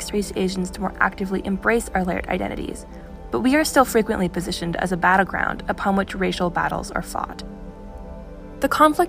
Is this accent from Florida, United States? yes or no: no; Minneapolis, Minnesota, United States; a mixed Japanese and white girl growing up in Minneapolis.